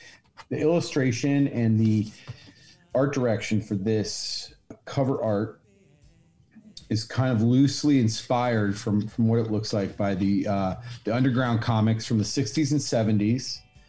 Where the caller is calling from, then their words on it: Long Island City, New York, United States; I'm zooming in from Long Island City, New York.